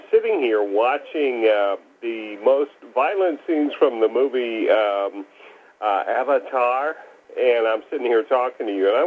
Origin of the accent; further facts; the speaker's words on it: Tallahassee, Florida, United States; Yeah, actually … from Tallahassee.